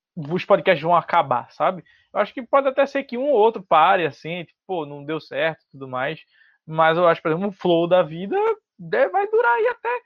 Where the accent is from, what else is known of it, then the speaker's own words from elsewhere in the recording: Recife, Pernambuco, Brazil; eu sou de Pernambuco, sou de Recife